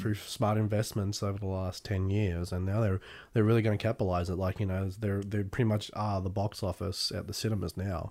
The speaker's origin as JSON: {"language": "English", "country": "Australia", "tie": "born or raised there", "also_born_or_lived": "England", "said": "my high school years were down here in Australia."}